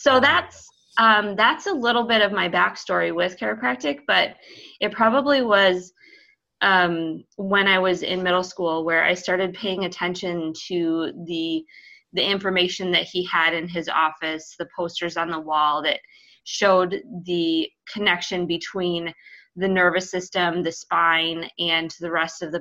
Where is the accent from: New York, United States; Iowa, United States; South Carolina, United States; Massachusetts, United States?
Iowa, United States; I grew up in Iowa